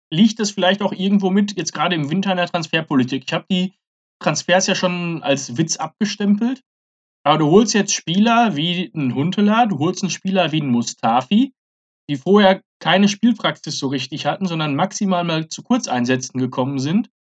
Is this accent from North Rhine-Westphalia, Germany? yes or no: yes; Dortmund, North Rhine-Westphalia, Germany; und das muss ich dann selbst auch als Dortmunder sagen